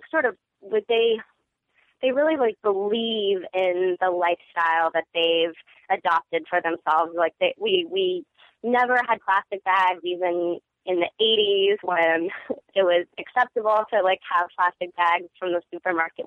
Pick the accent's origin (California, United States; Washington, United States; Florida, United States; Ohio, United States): California, United States; Orange County, Southern; growing up in Orange County